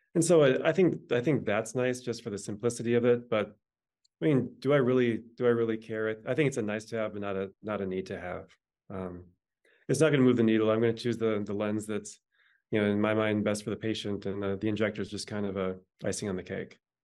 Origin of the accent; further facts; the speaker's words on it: the Dakotas, United States; I was born in the Dakotas